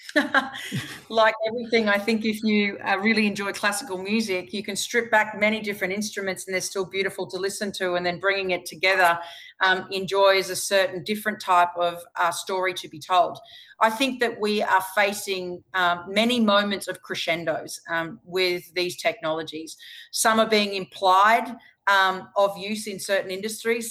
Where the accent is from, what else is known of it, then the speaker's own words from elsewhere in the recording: Queensland, Australia; right here in my home state in Queensland